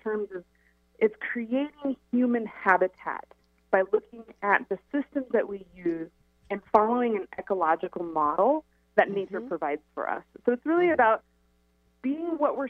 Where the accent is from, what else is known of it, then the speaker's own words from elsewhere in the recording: Pacific Northwest, United States; I grew up here in the Pacific Northwest